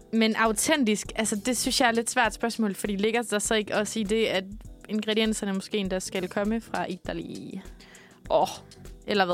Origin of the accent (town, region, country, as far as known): Denmark